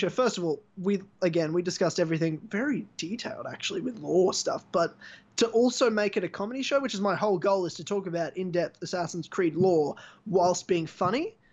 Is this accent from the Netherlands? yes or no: no; South Africa; I'm I'm South African, you racist.